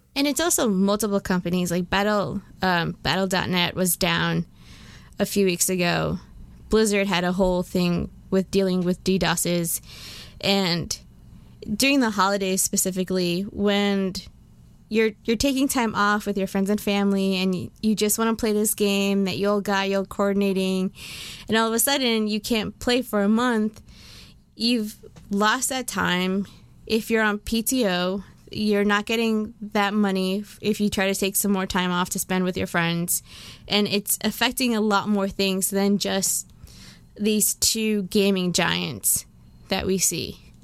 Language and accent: English; United States; I'm also American, guys. I'm both.